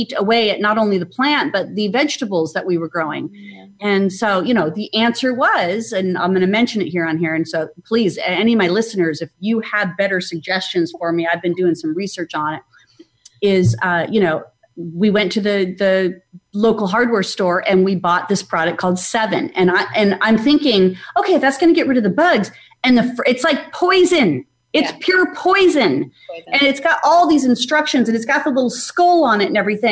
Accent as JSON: {"language": "English", "town": "Phoenix", "region": "Arizona", "country": "United States", "tie": "born or raised there", "moved": "as an adult", "lives_now": "Atlanta, United States", "said": "I grew up in Phoenix, Arizona, and I recently moved to Atlanta, Georgia."}